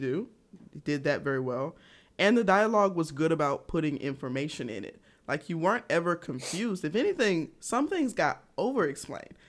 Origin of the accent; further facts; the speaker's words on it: Georgia, United States; I'm country. I'm from Georgia